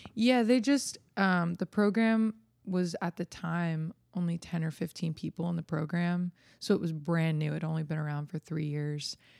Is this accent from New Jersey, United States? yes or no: yes; New Jersey, United States; moved away as an adult; now in Nashville, United States; a little girl growing up in New Jersey